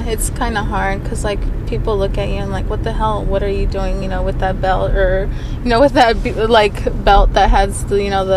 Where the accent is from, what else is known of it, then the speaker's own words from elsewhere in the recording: Santa Rosa, California, United States; I'm from Santa Rosa, California. That's about an hour north of San Francisco.